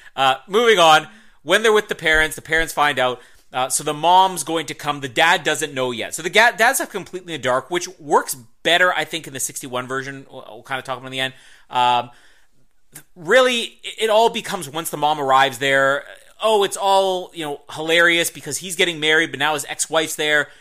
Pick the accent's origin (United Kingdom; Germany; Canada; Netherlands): Canada; accent: Canadian; I'm not Canadian